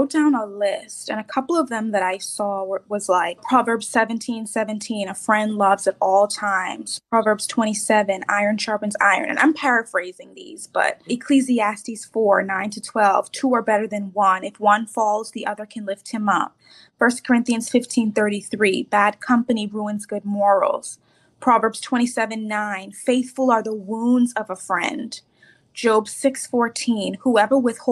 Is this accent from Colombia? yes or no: no; Bahamas; moved away as an adult; now in Tampa, United States; I'm originally from the Bahamas, actually now living in Tampa, Florida